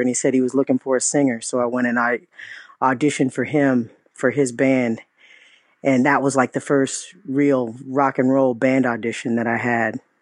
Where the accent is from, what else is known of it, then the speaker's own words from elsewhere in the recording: Riverside, California, United States; I'm from Riverside